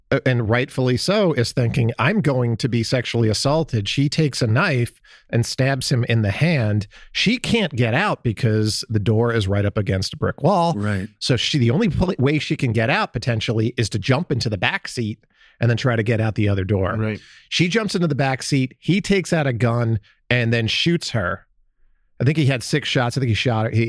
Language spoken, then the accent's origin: English; Columbus, Ohio, United States; my hometown